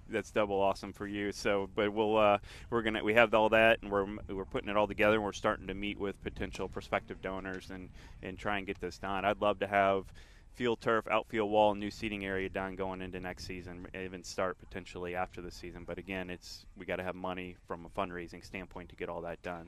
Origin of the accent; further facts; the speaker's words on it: Jacksonville, Florida, United States; this is my hometown.